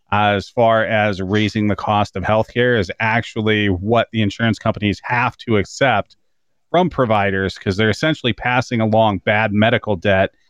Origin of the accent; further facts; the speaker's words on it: Canada; As a Canadian, yeah.